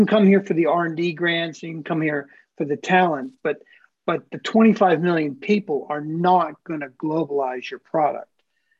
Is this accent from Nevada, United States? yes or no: no; Pittsburgh, Pennsylvania, United States; moved away as an adult; also born or lived in Asia; now in Australia; I'm from Pittsburgh, Pennsylvania originally